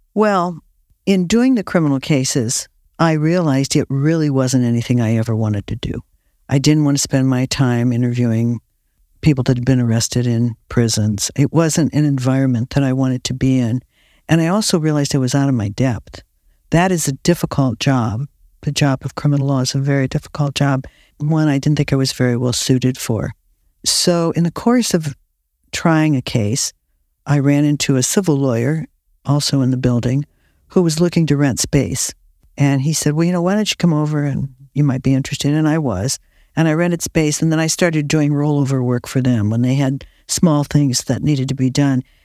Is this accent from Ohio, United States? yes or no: yes; Akron, Ohio, United States; now in California, United States; I was born in Akron, Ohio, rubber capital of the world